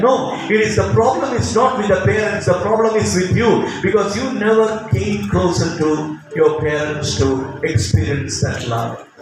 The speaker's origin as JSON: {"language": "English", "country": "India", "said": "I'm an Indian, I was saved in Baroda at the age of 35"}